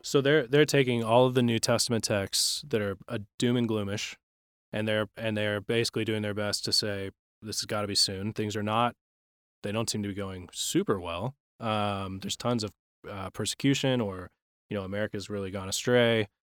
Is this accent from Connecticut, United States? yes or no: no; Texas, United States; I grew up in Texas